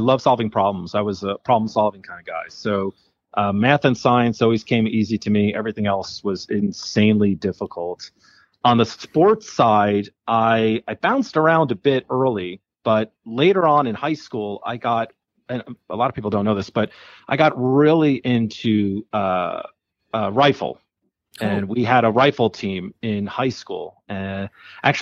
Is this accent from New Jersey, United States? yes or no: yes; Nutley, New Jersey, United States; moved away as an adult; now in Colorado, United States; New Jersey, or otherwise known as Jersey